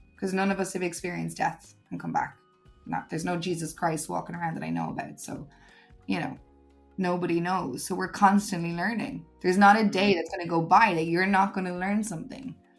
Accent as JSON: {"language": "English", "country": "Ireland", "also_born_or_lived": "Uganda", "moved": "as an adult", "lives_now": "Spain", "said": "I miss my home country"}